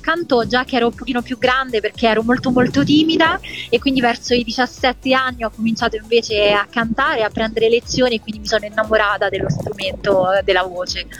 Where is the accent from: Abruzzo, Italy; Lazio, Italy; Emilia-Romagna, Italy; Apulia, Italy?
Lazio, Italy; Rome; io vengo da Roma